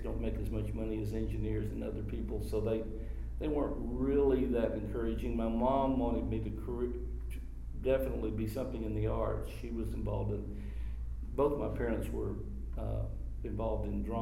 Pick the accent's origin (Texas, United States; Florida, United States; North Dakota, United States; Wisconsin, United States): Texas, United States; Austin; also born or lived in Washington, D.C.; I grew up in Austin. We got back here as soon as my dad could get back after the war